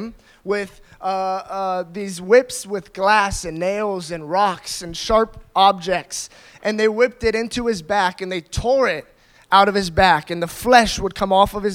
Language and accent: English; United States; I grew up in America, and I grew up in a Christian family.